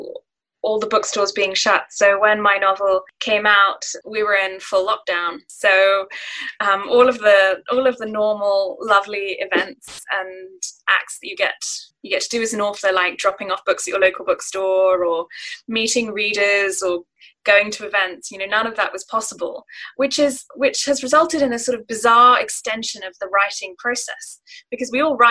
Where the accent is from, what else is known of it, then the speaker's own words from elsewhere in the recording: Singapore; growing up in Singapore and, you know, I have family connections to Japan